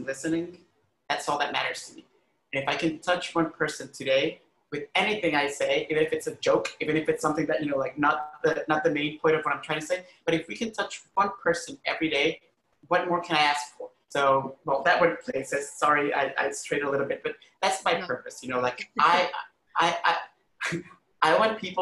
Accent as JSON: {"language": "English", "country": "Honduras", "tie": "born or raised there", "also_born_or_lived": "Costa Rica", "moved": "yes", "lives_now": "New York, United States", "said": "where I grew up in Honduras"}